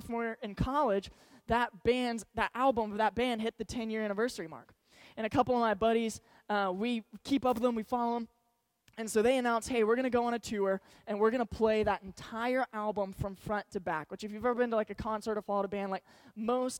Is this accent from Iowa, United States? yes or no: no; Georgetown, Texas, United States; I grew up in Georgetown, Texas, so it's about 30 minutes north of Austin